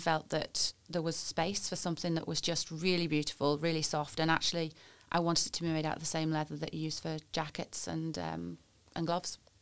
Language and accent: English; Warrington, North West England, United Kingdom; moved away as an adult; also born or lived in London; now in Northern Ireland; I'm originally from Warrington, which is um, near Manchester, I suppose, is what I usually say, but probably the place that most people pass on the M6, really, is sort of the way I think of it. Great place to, to grow up